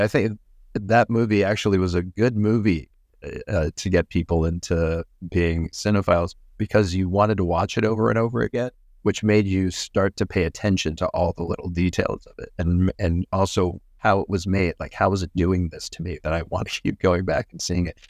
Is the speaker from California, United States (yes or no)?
no; Pittsburgh, Pennsylvania, United States; my hometown of Pittsburgh